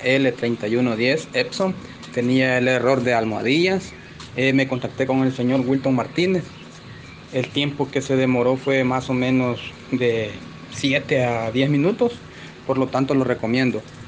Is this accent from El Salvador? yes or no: yes; El Salvador; soy de El Salvador